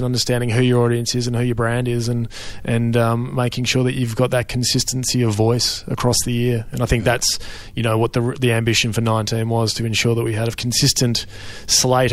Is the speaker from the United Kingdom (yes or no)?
no; Melbourne, Victoria, Australia; I grew up in Melbourne